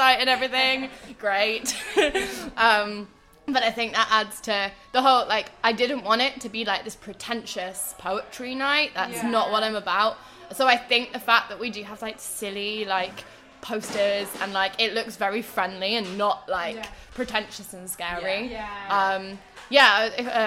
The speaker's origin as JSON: {"language": "English", "town": "Oxford", "region": "South East England", "country": "United Kingdom", "tie": "born or raised there", "moved": "as an adult", "lives_now": "Liverpool, United Kingdom", "said": "I grew up in Oxford, but I've been living in Liverpool for the past 4 years, and I'm staying here"}